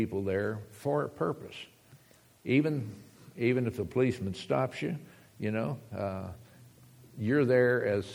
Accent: United States; moved away; also born or lived in Texas / Arizona; we're from Texas and from Arizona

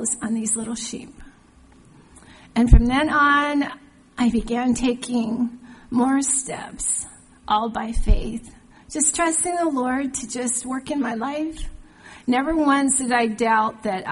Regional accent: Hawaii, United States; moved away; also born or lived in Washington State; When I was a child, growing up in Hawaii, our church had missionaries come through

